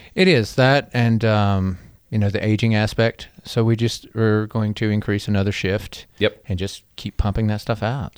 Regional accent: Black Mountain, North Carolina, United States; being a North Carolina native

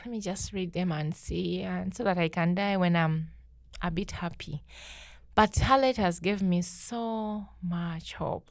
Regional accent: Uganda; moved away; my life growing up in Uganda is not fun

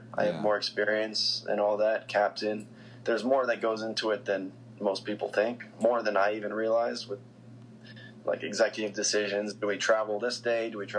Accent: Colorado, United States; moved away as an adult; now in Harrisburg, United States; the club that I grew up playing for in Colorado.

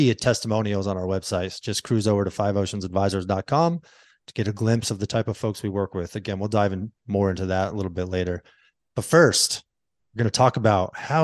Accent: San Diego, California, United States; also born or lived in Santa Monica; I'm a surfer. I'm from San Diego

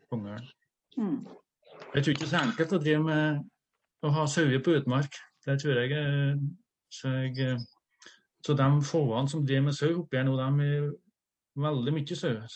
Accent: Trøndelag, Norway; Som uh, oppe i Trøndelag, der jeg er fra Namdalen

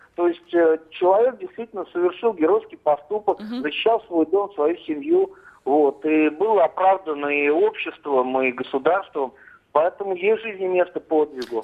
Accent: Tula, Tula Oblast, Russia; Я сам из Тулы

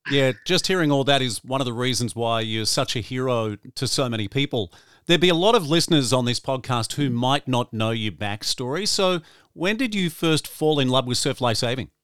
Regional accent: Gold Coast, Queensland, Australia; the Gold Coast is my hometown.

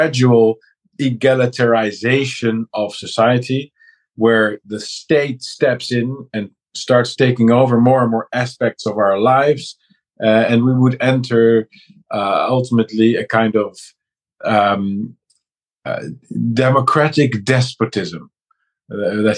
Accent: Netherlands; also born or lived in Amsterdam; I'm a guy from the Netherlands

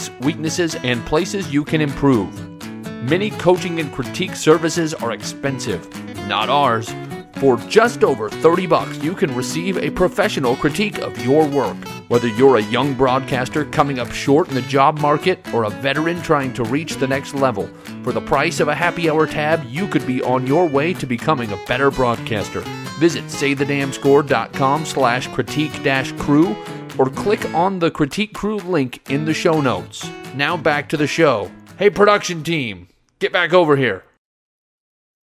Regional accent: Nebraska, United States; now in Burnsville, United States; I grew up in Nebraska

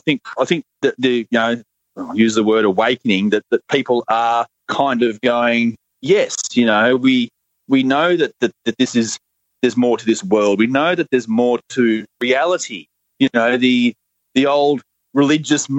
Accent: Australia; accent: Australian; my Australian accent

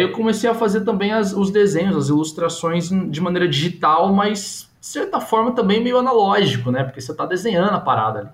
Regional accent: Brazil; a gente é brasileiro

